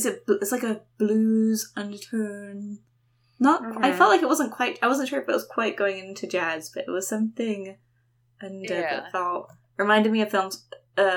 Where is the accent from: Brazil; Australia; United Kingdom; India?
United Kingdom; London; moved away; also born or lived in New York; I grew up in London